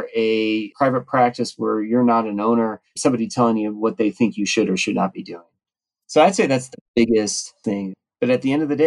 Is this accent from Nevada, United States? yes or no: yes; Reno, Nevada, United States; my hometown Reno